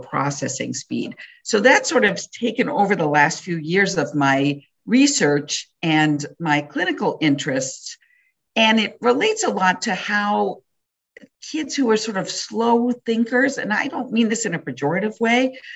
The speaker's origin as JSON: {"language": "English", "region": "Wisconsin", "country": "United States", "tie": "born or raised there", "said": "growing up in Wisconsin"}